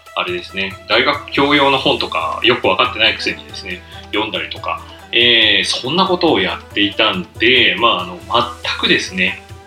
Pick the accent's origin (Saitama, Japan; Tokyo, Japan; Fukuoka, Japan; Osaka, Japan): Saitama, Japan; Kuki; moved away as an adult; also born or lived in Soka, Saitama; now in Takamatsu, Japan; 埼玉県出身なんですねでまあ草加市というところですね、えで誕生してその後ですね、え埼玉県久喜市というところに、えー、まああの親が戸建てを買ってですねそこに引っ越して、まあ、そこから高校卒業するまでです